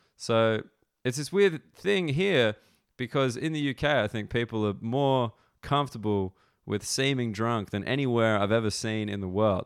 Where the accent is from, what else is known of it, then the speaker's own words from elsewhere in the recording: Australia; now in London, United Kingdom; I'm from Australia